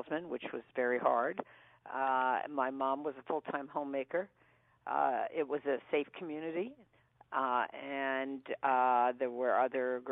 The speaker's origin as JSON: {"language": "English", "town": "Philadelphia", "region": "Pennsylvania", "country": "United States", "tie": "born or raised there", "moved": "yes", "said": "I'm from Philadelphia."}